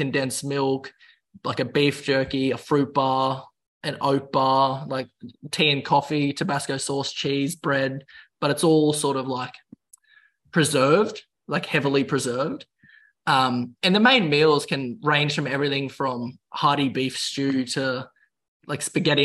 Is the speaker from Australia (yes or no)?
yes; Queensland, Australia; moved away; I'll go back to my home state and join the police